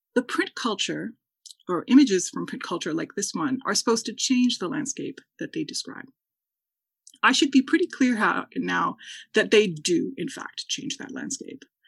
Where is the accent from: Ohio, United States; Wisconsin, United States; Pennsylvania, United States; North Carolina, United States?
Wisconsin, United States; I'm from Wisconsin